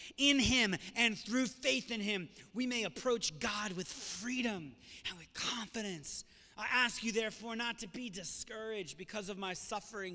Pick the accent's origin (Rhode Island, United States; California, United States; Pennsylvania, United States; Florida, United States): Rhode Island, United States; South County; Growing up in South County